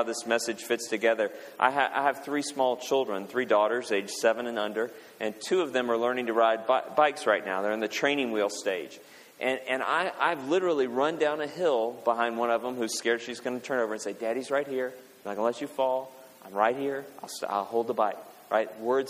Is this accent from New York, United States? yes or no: no; Kentucky, United States; I'm from Kentucky.